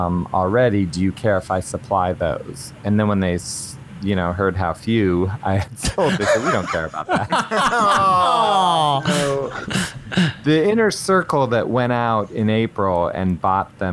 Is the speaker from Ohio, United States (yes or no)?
yes; Columbus, Ohio, United States; I'll be in Columbus in my hometown at Easton Barnes & Noble